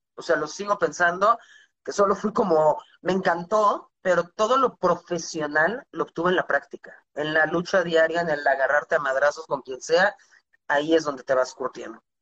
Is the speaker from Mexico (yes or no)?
yes; Mexico; also born or lived in United States; toda mi educación formal fue en México, primaria, secundaria, universidad, todo